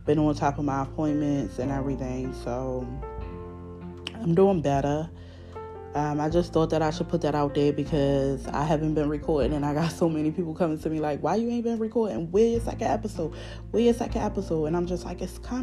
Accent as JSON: {"language": "English", "town": "Baltimore", "region": "Maryland", "country": "United States", "accent": "Baltimore", "said": "I'm from Baltimore, y'all. So, y'all know my accent a little thick"}